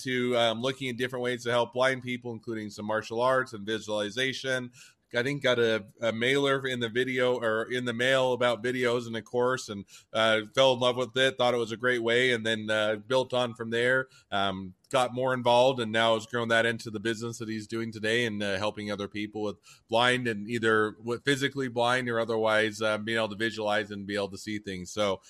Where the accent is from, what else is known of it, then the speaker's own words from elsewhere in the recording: Huntsville, Alabama, United States; I was born and raised in Huntsville, which actually is just about 10 minutes away from where I'm at.